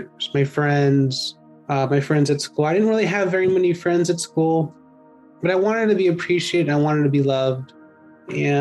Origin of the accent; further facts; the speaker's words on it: San Leandro, California, United States; also born or lived in Oakland, California; I grew up in the East Bay here in California, Bay Area. I was born in Oakland, but I moved to San Leandro when I was about 10 months